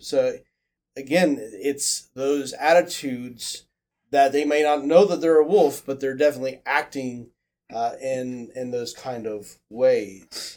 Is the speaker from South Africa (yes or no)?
no; Midwest, United States; moved away; growing up in the Midwest